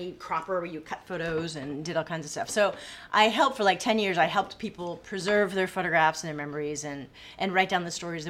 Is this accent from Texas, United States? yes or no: no; Maine, United States; moved away as an adult; also born or lived in Boston / California; now in Corpus Christi, United States; We moved to California. And then, Maine. I'm from Maine.